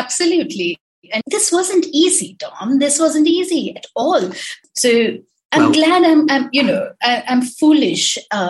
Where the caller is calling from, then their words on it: Navi Mumbai, Maharashtra, India; I live in New Bombay, which is Navi Mumbai, which is outside of Bombay.